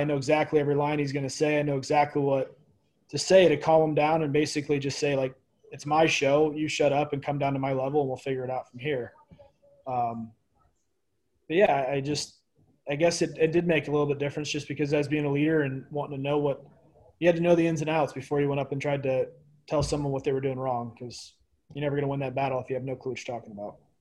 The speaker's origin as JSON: {"language": "English", "town": "Pekin", "region": "Illinois", "country": "United States", "tie": "born or raised there", "moved": "as an adult", "said": "I grew up in Illinois. Uh, just played minor, just minor hockey around. Uh, it's called Pekin, Illinois, small town outside of Peoria"}